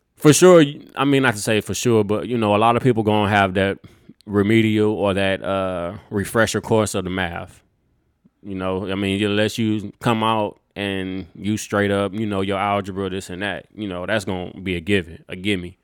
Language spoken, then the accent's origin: English; Texas, United States; we are from Texas.